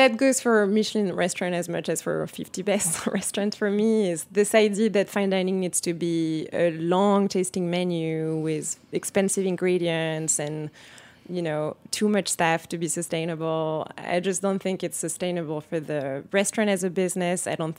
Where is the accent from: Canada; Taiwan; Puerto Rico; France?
France; Paris, Île-de-France; So, yeah, so I grew up in Paris in a family that loves food, is obsessed with food.